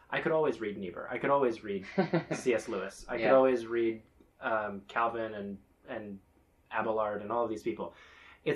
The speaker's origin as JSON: {"language": "English", "town": "Bethlehem", "region": "West Bank", "country": "Palestine", "tie": "born or raised there", "moved": "yes", "said": "we did Orthodox Christmas sometime growing up in Bethlehem"}